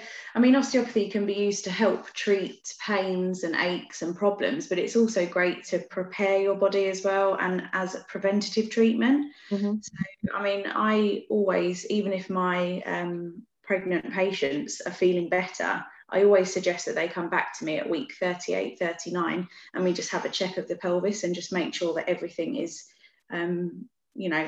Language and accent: English; Beckenham, London, United Kingdom; I've always grown up around here as well, in Beckenham